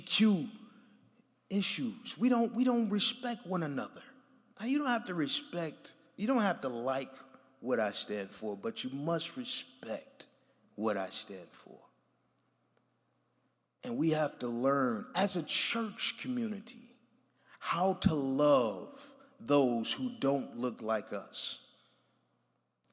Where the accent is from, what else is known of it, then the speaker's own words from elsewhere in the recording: Buffalo, New York, United States; moved away; I'm from Buffalo, New York, so I'm a little used to the cold